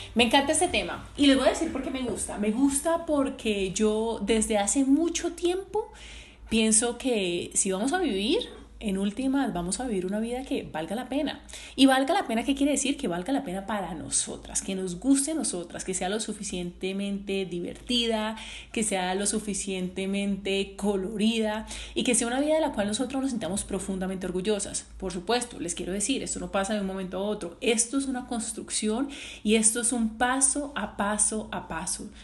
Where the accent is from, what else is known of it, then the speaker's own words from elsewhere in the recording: Cali, Valle del Cauca, Colombia; yo que soy caleña